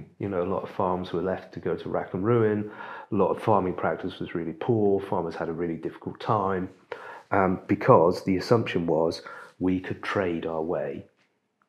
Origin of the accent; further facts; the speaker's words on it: United Kingdom; as British people